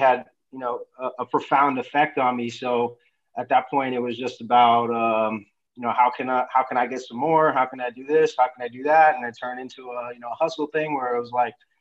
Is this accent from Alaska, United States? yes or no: no; New York City, New York, United States; moved away as an adult; now in California, United States; I grew up in New York City, in the Bronx, New York